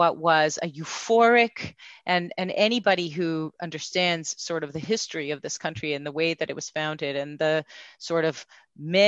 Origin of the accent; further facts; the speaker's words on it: Montreal, Quebec, Canada; accent: slight Canadian accent; also born or lived in Jerusalem, Israel; now in Israel; I grew up in Montreal